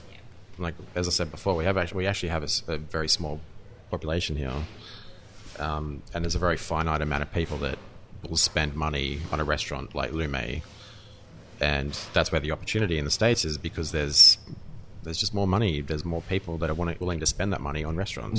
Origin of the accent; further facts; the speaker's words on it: Australia; I'm Australian